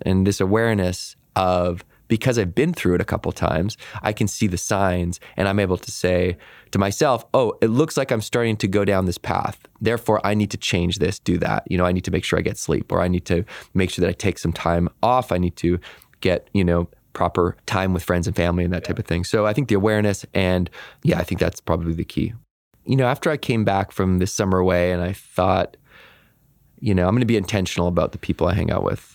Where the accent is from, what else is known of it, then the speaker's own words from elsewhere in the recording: Victoria, British Columbia, Canada; I grew up in Victoria, B C, which is a very idyllic place to grow up